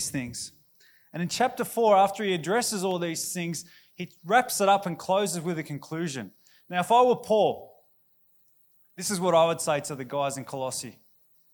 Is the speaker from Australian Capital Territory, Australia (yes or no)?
yes; Canberra, Australian Capital Territory, Australia; moved away; I used to live here in Canberra. In fact, I was born in Canberra Hospital, and I grew up and I went to Gowrie Primary School down in Tuggeranong.